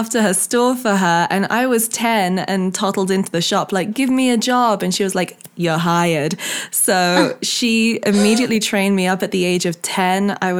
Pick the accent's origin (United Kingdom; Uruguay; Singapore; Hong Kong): Hong Kong; where I grew up in Hong Kong, we had this big white wall in the garage area, which interlinked all of the houses. It was like a big expat community